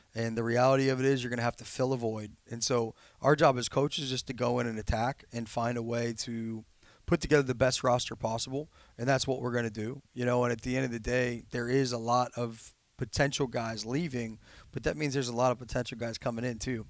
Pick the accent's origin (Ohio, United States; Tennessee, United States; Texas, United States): Ohio, United States; Cincinnati; moved away; I grew up in Cincinnati